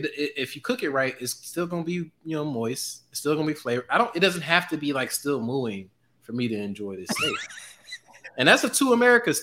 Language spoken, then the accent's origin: English; St. Louis, Missouri, United States; I'm from St. Louis, Missouri